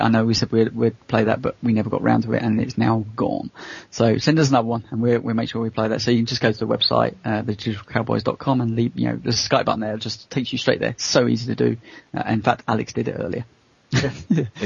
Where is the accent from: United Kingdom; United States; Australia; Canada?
United Kingdom; I as a British person